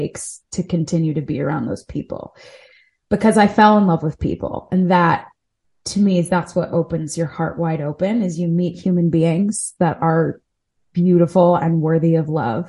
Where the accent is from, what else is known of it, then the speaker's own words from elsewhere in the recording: Delaware, United States; now in New York City, United States; I grew up in Delaware